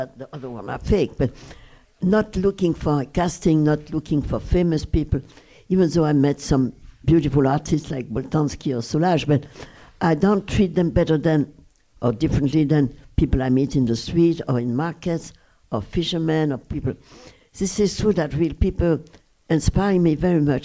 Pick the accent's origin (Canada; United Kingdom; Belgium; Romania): Belgium; Brussels, Brussels-Capital Region; English is a second language; moved away; the house where I was raised in Brussels